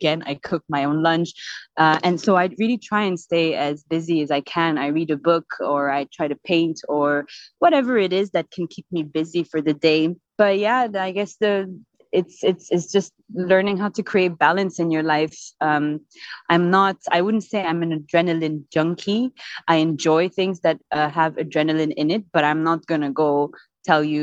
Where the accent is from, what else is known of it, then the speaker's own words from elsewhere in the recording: Dubai, United Arab Emirates; also born or lived in Belgium / Barcelona, Spain; I was born in Belgium. And then a couple of years after that, we came back. So I think I was 2 years old when I lived in Dubai. I stayed here my entire life until I finished, graduated high school.